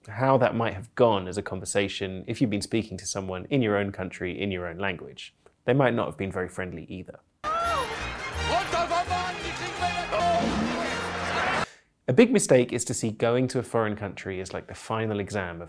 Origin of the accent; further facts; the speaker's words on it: United Kingdom; I'm British polyglot